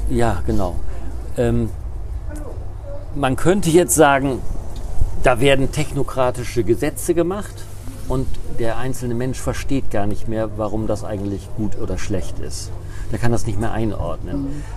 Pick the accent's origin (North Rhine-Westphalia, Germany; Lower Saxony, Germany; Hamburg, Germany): Lower Saxony, Germany; Appeln; ich komme aus einem kleinen Dorf, da haben die Leute nicht so viel Geld gehabt.